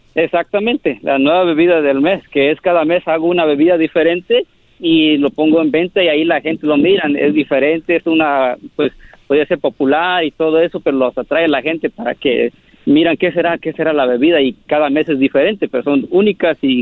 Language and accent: Spanish; San Jose, California, United States; also born or lived in Oaxaca (parents); now in Los Angeles, United States; Mis papás son de Oaxaca. Yo soy nacido aquí, en San José, California, pero yo vivo en Los Ángeles